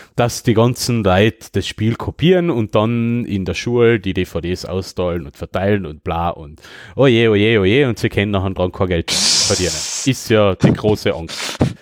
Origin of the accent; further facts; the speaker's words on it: Döllach, Carinthia, Austria; bei uns in Döllach